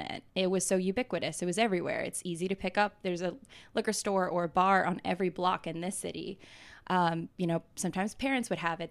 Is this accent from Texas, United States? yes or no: no; Atlanta, Georgia, United States; moved away as an adult; now in New York, United States; I grew up in Atlanta, Georgia